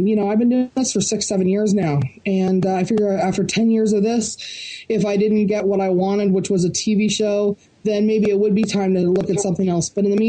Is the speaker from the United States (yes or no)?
no; Barrie, Ontario, Canada; the Canadian National Opens or Canadian Championships are here in my hometown of Barrie, Ontario.